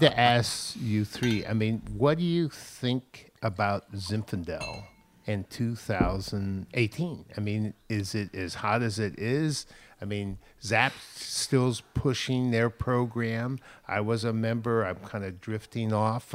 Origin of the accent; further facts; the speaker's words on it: San Francisco, California, United States; growing up in San Francisco in the Marina District